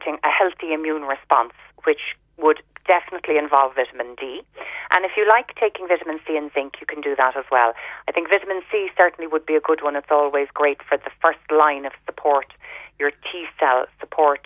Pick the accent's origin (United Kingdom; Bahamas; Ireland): Ireland; growing up in Ireland